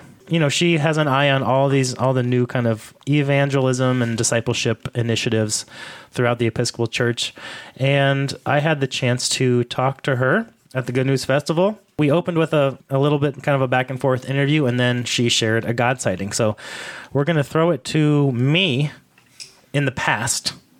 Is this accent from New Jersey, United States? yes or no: yes; Caldwell, New Jersey, United States; I grew up in New Jersey.